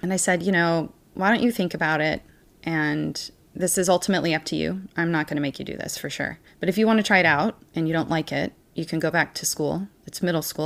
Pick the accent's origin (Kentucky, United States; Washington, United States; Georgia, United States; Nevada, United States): Washington, United States; Puyallup; moved away as an adult; also born or lived in Missouri / Utah; I was born on an Army base in Missouri, and I was raised in Washington State.